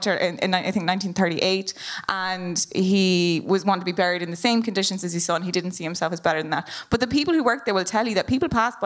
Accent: Leinster, Ireland; I'm come from Laois, which is the most, you know, we don't have a Gaeltacht in Laois

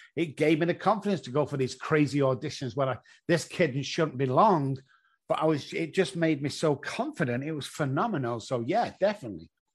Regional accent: Manchester, North West England, United Kingdom; moved away as an adult; now in San Antonio, United States; I come from Manchester in England

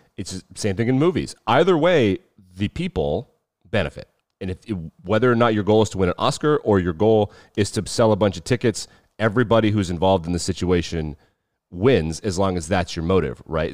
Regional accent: United States; as an American

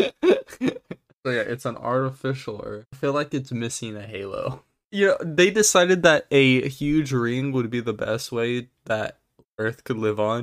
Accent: United States; I'm American

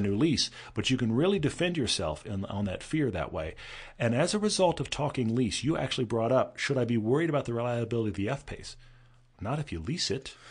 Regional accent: Texas, United States; moved away; also born or lived in California; growing up in Texas

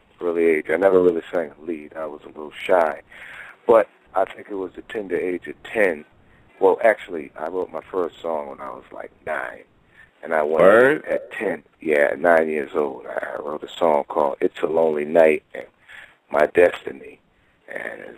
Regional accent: Boston, Massachusetts, United States; I'm from Boston, Massachusetts, Beantown

